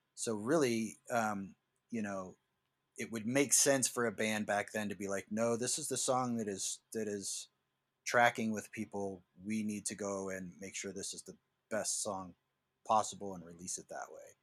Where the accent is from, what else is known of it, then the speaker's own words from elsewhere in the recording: East Coast, United States; I grew up on the East Coast